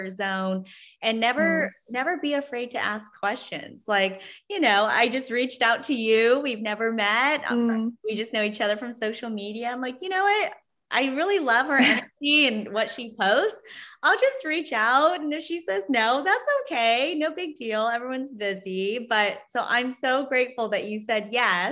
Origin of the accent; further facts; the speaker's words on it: Vietnam; now in San Diego, United States; I'm an immigrant from Vietnam. I had a difficult childhood